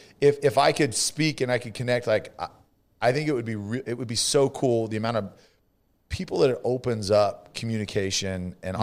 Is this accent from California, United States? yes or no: yes; California, United States; California, same.